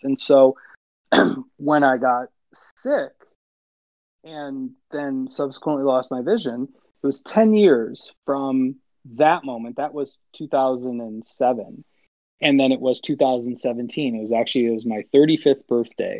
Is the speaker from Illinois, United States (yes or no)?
yes; Illinois, United States; I grew up in Illinois, and so there's hockey everywhere, obviously.